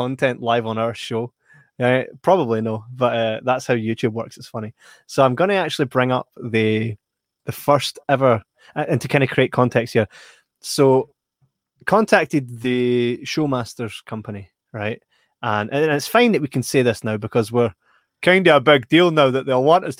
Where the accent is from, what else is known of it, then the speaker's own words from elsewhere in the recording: Scotland, United Kingdom; we are Scottish